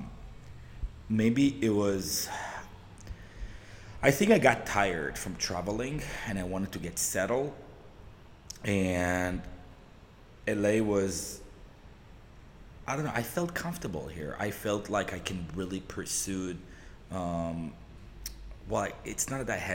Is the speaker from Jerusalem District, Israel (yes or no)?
yes; Jerusalem, Jerusalem District, Israel; moved away as an adult; now in Los Angeles, United States; I was born and raised in Israel, in Southeast Jerusalem